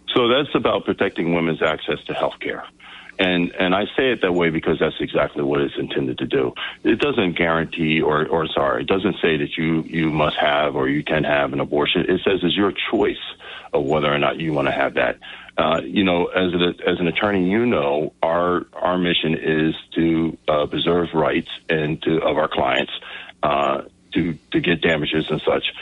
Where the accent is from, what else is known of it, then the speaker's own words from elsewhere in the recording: New Jersey, United States; also born or lived in Newark, New Jersey / Vineland, New Jersey / Galloway Township, New Jersey; I was born in North Jersey. I lived in a couple other areas of the state.